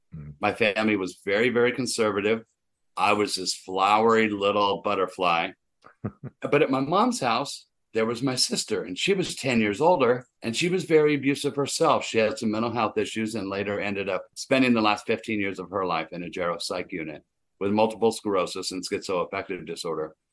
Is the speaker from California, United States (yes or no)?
yes; Anaheim, California, United States; We grew up in Anaheim